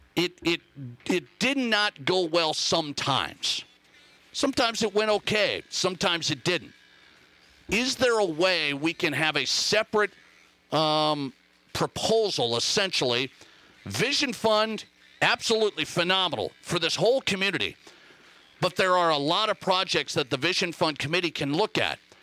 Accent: Montana, United States; now in Rapid City, United States; my home state, Montana.

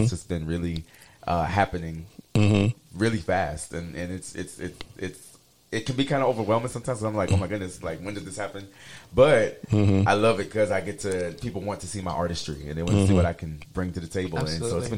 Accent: Hilton Head Island, South Carolina, United States; accent: East Coast Creole (Gullah/Geechee-like, sometimes taken for Cajun); moved away as an adult; also born or lived in Tulsa, Oklahoma / Dallas, Texas; now in Houston, United States; Originally from South Carolina. I lived in what they call the Low Country. I was on an island called Hilton Head Island. It's like 12 miles long, shaped like a shoe. We call ourselves a Geechee Gullah Nation.

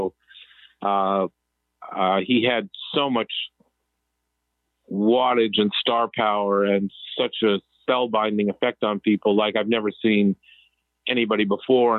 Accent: Massachusetts, United States; we grew up in Massachusetts

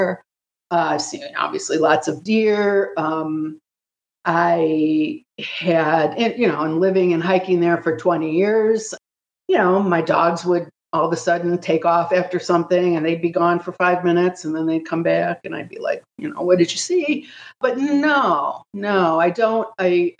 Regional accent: Ohio, United States; moved away; I grew up in Ohio, spending a lot of time in the woods

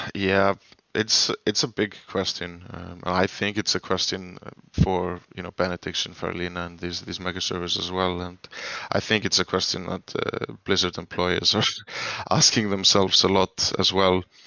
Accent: Iceland; I'm from Iceland.

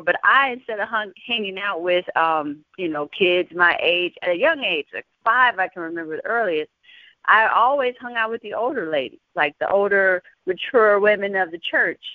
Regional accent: San Antonio, Texas, United States; I'm from San Antonio, Texas

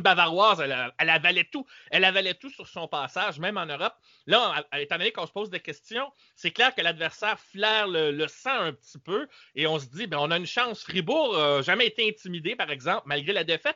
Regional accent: Quebec, Canada; ici chez nous au Québec

